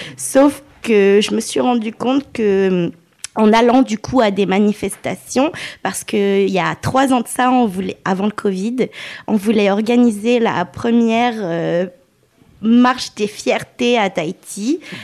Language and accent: French; Lyon, Auvergne-Rhône-Alpes, France; Je suis lyonnaise d'origine tunisienne